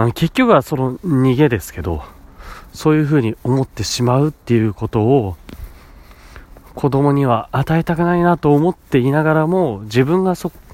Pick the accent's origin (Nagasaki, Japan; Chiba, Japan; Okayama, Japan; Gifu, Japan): Chiba, Japan; Kanto; 父母は東北出身なんですよなんですけど知事の仕事の関係で僕は関東で生まれて引っ越しが何回かあるんですけど関東でほとんど住んでましたね